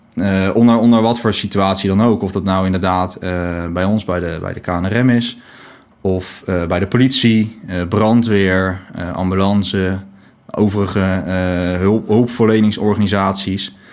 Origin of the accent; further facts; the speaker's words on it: The Hague, South Holland, Netherlands; ik woon op Scheveningen. al mijn hele leven.